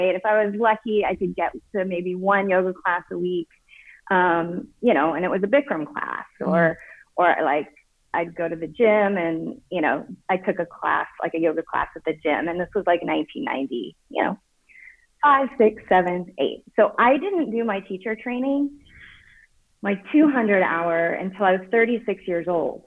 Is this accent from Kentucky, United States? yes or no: no; Oklahoma, United States; I grew up in Oklahoma, which is right above Texas.